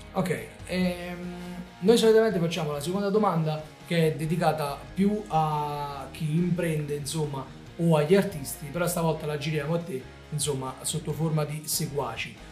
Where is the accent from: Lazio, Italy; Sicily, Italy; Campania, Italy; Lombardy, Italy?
Campania, Italy; Naples; noi siamo napoletani